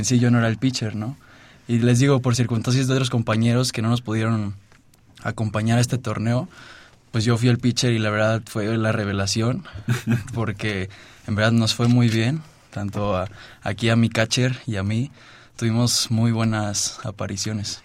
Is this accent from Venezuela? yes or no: no; Oaxaca, Mexico; now in Mexico City, Mexico; yo nací aquí en la Ciudad de México, pero desde muy chiquito me fui a Oaxaca. Desde los dos años me fui a Oaxaca.